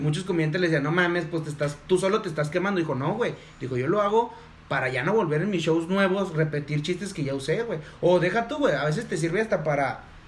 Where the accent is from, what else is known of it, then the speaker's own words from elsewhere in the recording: Durango, Mexico; somos de Durango